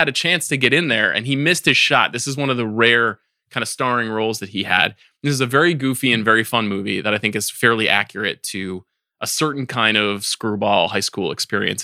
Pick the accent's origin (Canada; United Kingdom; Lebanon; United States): United States; Farmingdale, New York; I, I grew up fu, ten minutes from The Real Adventureland, which is in Farmingdale, Long Island